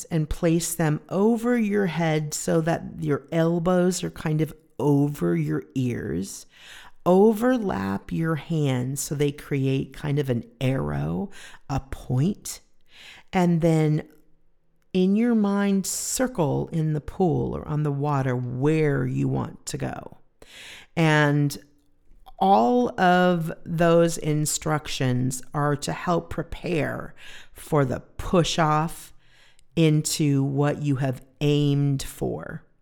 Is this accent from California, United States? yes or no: yes; California, United States; I was from California, and they came and did a photo shoot with me.